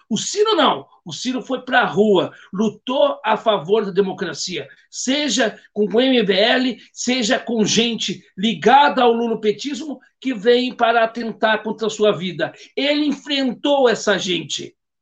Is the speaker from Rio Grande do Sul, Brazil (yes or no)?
yes; Gaúcho, Rio Grande do Sul, Brazil; Como cidadão e como gaúcho e como brasileiro